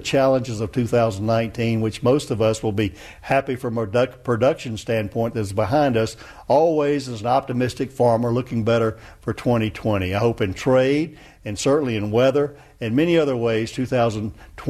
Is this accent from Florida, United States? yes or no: no; Georgia, United States; moved away as an adult; now in Washington, D.C., United States; I'm from Georgia and miss those 14 grandchildren